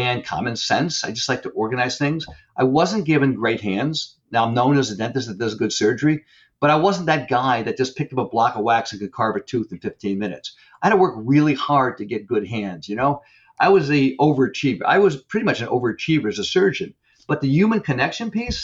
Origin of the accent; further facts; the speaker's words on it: Northeast, United States; I'm from the Northeast